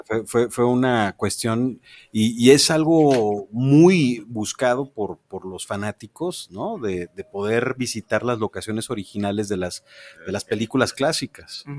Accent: Jalisco, Mexico; soy el primer jalisciense en hacer una película animada en este estado

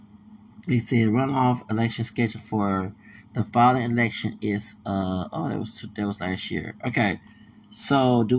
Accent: Houston, Texas, United States; I'm from Houston, Texas

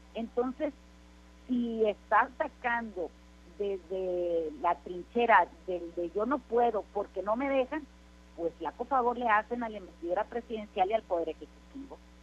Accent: Mexico

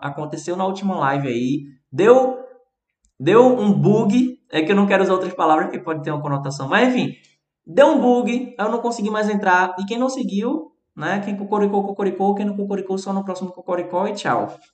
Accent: Recife, Pernambuco, Brazil; accent: Recife; meu sotaque aqui do Recife

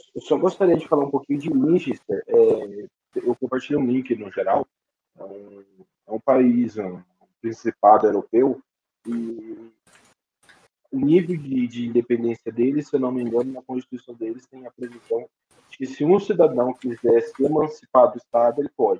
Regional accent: Presidente Venceslau, São Paulo, Brazil; na cidade de onde eu sou natural, presidente Venceslau

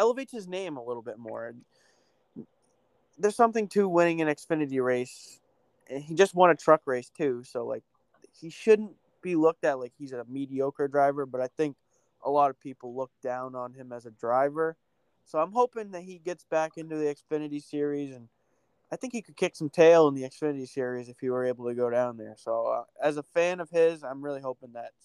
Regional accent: New England, United States; I'm from New England

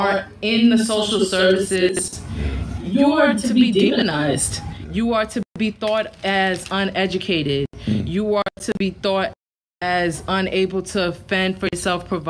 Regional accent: New York City, New York, United States; moved away as an adult; also born or lived in Miami, Florida; now in Puerto Rico; I'm originally from the Bronx, New York. I moved down to Miami from the Bronx a few years ago

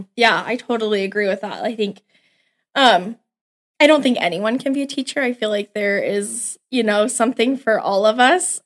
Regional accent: Cheyenne, Wyoming, United States; moved away as an adult; also born or lived in Laramie, Wyoming; now in Scottsbluff, United States; I'm from Cheyenne, born and raised.

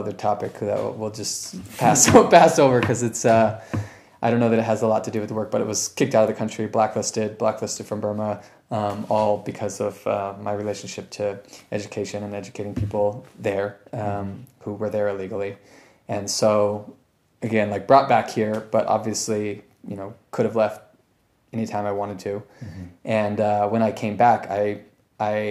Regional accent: Sacramento, California, United States; moved away; my hometown, which is Sacramento

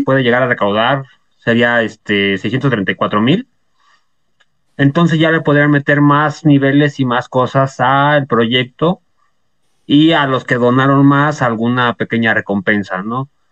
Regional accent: Mexico; si somos mexicanos

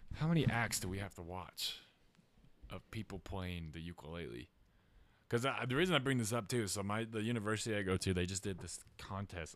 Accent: Utah, United States; I grew up in Utah

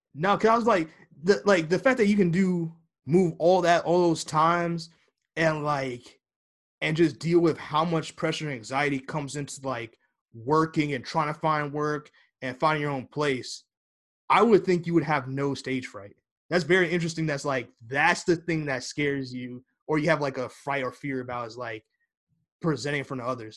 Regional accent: United States; I'm American

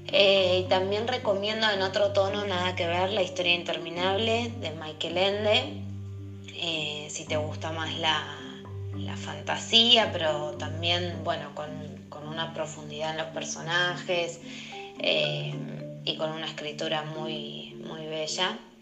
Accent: Argentina; moved away as an adult; now in Lima, Peru; Soy argentina y hace un año y medio que estoy viviendo en Lima.

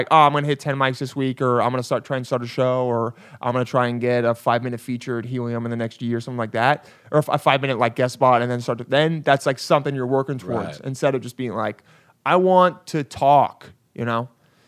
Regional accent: St. Louis, Missouri, United States; also born or lived in New York; No, don't disrespect me like that, man. I'm from St. Louis.

